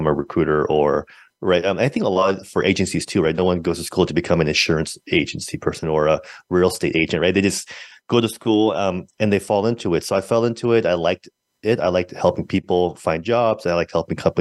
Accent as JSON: {"language": "English", "town": "San Francisco", "region": "California", "country": "United States", "tie": "born or raised there", "said": "I'm from San Francisco, born and raised"}